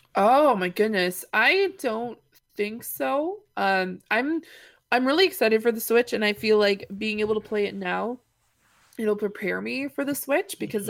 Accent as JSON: {"language": "English", "town": "Granville Ferry", "region": "Nova Scotia", "country": "Canada", "tie": "born or raised there", "said": "my hometown"}